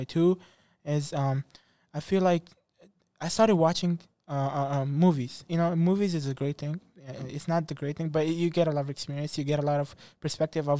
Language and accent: English; Afghanistan; English is a second language; now in United States; I'm from Afghanistan